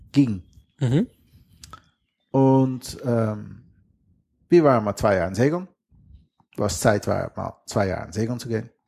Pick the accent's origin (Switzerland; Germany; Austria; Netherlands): Netherlands; western Netherlands; accent: Dutch; German is a second language; Wie die Zuhörer gehört haben, habe ich ein fettes holländisches Akzent.